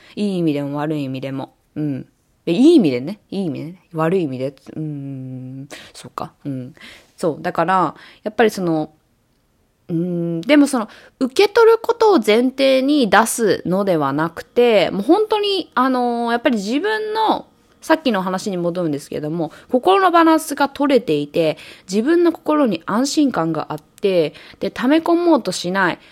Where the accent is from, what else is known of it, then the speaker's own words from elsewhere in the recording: Japan; also born or lived in New York, United States; now in Los Angeles, United States; 日本で生まれて育って、ニューヨークでそ、あの、暮らしてて